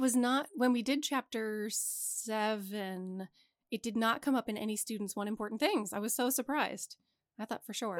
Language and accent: English; suburb of Wilmington, Delaware, United States; we grew up in a suburb of Wilmington